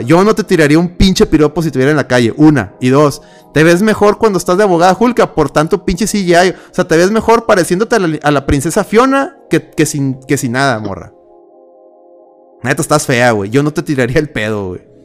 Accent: Mexico; soy mexicano prieto

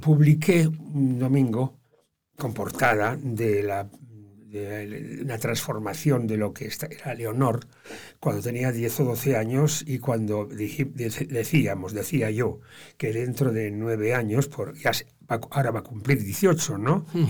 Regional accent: Bilbao, Basque Country, Spain; now in Motril, Spain; Yo me considero muy bilbaino Los bilbainos los bilbaínos somos primero bilbainos y luego somos euskaldunes

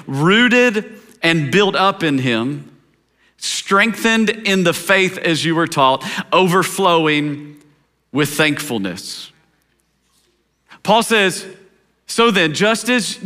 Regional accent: Tennessee, United States; I grew up in Tennessee

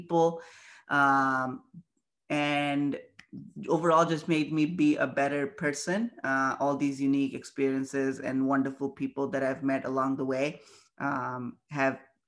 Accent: India; moved away as an adult; now in Buffalo, United States; I'm very proud of being Indian

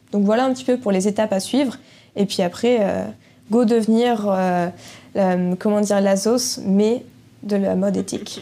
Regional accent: Quimper, Brittany, France; quand on est breton, on est, on est breton

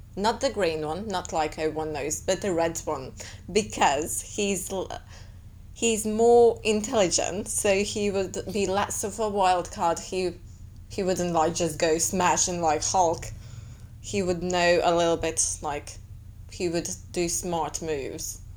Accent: Latvia; I'm from Latvia

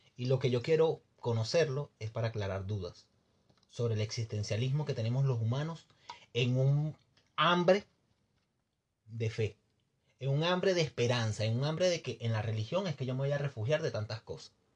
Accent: Venezuela; moved away as an adult; yo cuando me fui de Venezuela

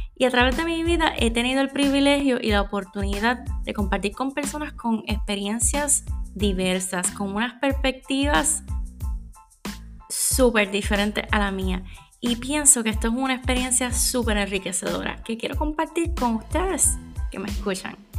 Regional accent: Puerto Rico; Soy puertorriqueña

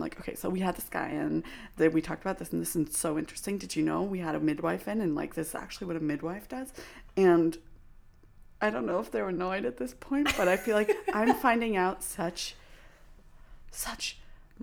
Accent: Vancouver, British Columbia, Canada; moved away; I'm from Vancouver. Like, I lived in Vancouver for many years.

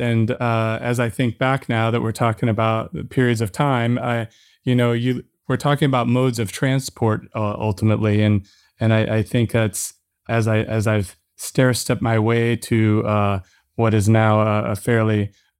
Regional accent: St. Louis, Missouri, United States; And I grew up in the Midwest within this country, St. Louis, Missouri.

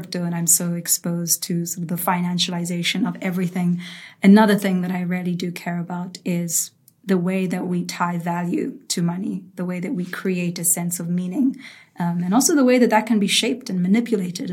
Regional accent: South Africa; also born or lived in United States; I grew up in South Africa, and that's actually where I'm taking this call right now. So this is home for me.

